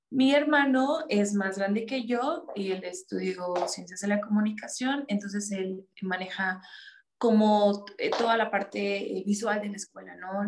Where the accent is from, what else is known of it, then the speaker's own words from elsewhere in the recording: Mexico; yo vivo aquí en México. Sí, yo nací aquí en México